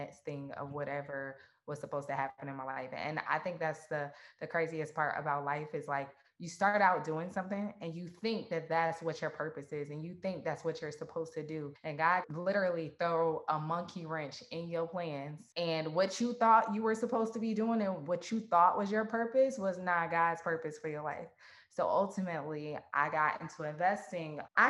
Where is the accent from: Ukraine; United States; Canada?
United States; Atlanta, Georgia; I was born and raised in Atlanta, Georgia.